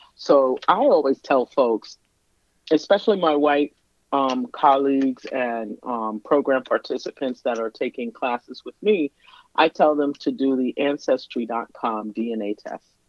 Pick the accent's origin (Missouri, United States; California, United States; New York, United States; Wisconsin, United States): New York, United States; New York City; moved away as an adult; now in Minnesota, United States; I was born and raised in Brooklyn, lived in Brooklyn